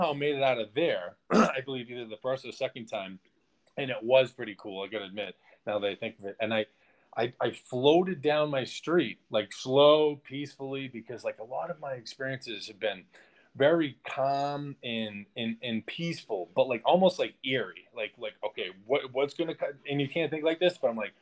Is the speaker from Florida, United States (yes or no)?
no; Boston, Massachusetts, United States; moved away as an adult; now in Mexico; I'm from Boston, Mass.